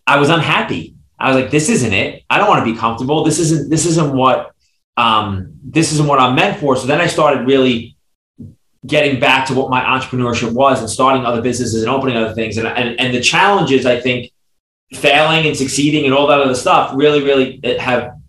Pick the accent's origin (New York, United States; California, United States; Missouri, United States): New York, United States; New York City; I grew up in Brooklyn, New York